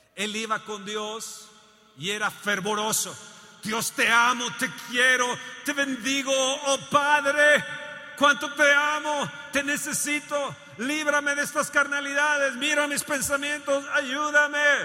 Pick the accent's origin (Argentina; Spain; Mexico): Mexico; México va a producir, mi tierra